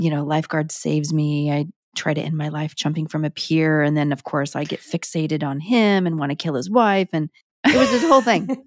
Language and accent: English; Sparks, Nevada, United States; moved away; also born or lived in Reno, Nevada; I was born in a Reno hospital, but I'm technically from Sparks, Nevada